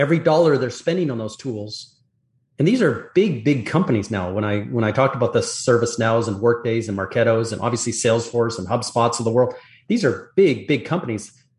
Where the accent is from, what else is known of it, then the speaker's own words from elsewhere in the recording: Canada; now in Florida, United States; So I'm Canadian.